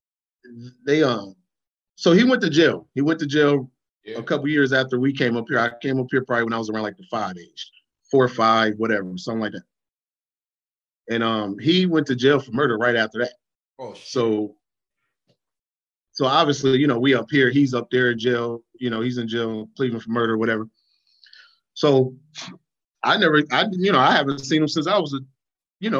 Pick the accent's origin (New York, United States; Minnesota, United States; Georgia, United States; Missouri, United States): Minnesota, United States; also born or lived in Cleveland, Ohio; I'm originally from Cleveland. I was born in Cleveland, and I was raised in Minnesota